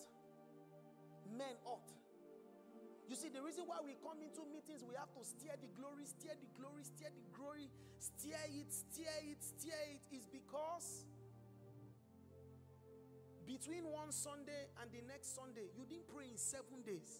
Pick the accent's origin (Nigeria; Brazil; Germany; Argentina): Nigeria; moved away; in my home country, there's a tribe called the Yoruba